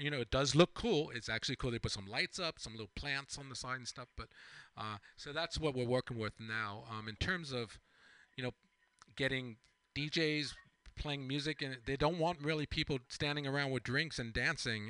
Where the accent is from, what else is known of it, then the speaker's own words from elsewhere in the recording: East Hampton, New York, United States; growing up on Long Island myself